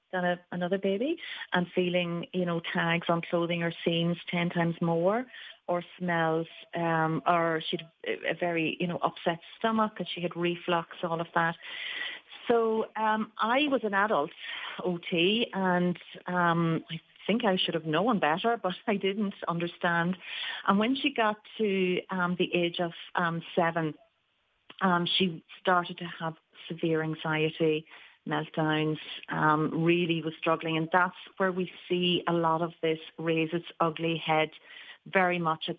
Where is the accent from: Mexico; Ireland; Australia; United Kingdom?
Ireland; moved away as an adult; also born or lived in New York; I moved back from New York. I was an adult therapist all through the years, and actually cancer care was my speciality. And I came back to Ireland